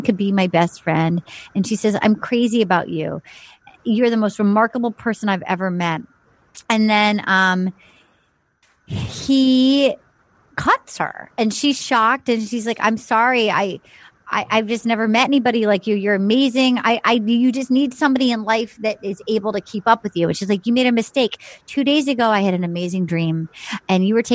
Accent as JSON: {"language": "English", "region": "New England", "country": "United States", "tie": "born or raised there", "said": "I grew up in New England."}